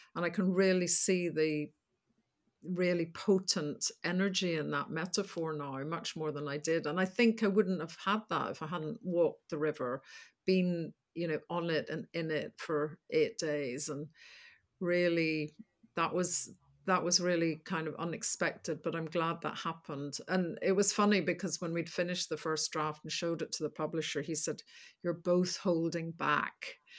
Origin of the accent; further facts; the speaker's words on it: Northern Ireland, United Kingdom; moved away as an adult; now in London, United Kingdom; growing up and the troubles in the north